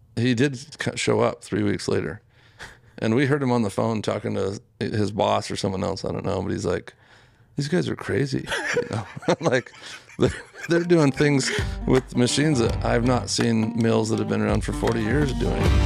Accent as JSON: {"language": "English", "region": "Utah", "country": "United States", "tie": "born or raised there", "said": "growing up in Utah, you see sheep all the time"}